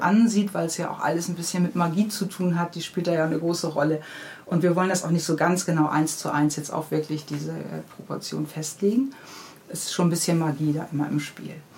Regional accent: Hamburg, Germany; Ich bin in Hamburg-Niendorf aufgewachsen am Moor

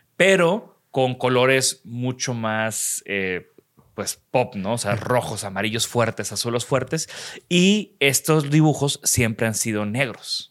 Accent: Mexico; de México

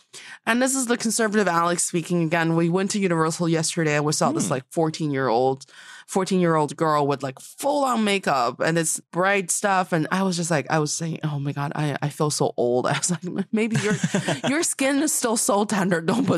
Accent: Changchun, Jilin, China; born or raised there; moved away

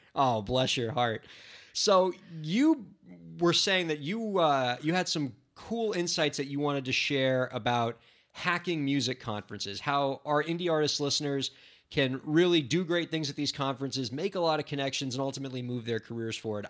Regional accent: United States; I'm American

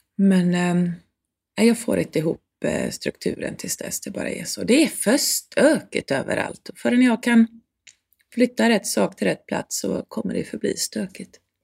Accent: Sweden; jag som svensk

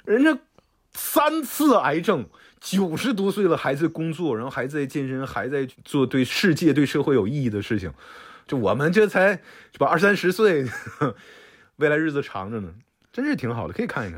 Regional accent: Shenyang, Liaoning, China; 小的时候在东北

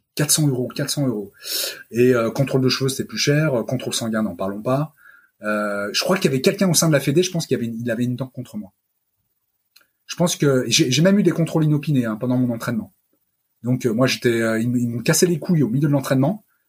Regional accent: France; je suis français euh, d'abord, euh, même si je suis d'origine italienne

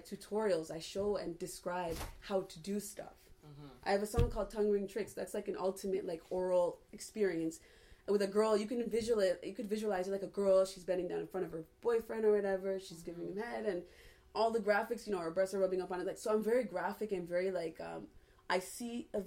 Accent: Toronto, Ontario, Canada; I'm from Toronto

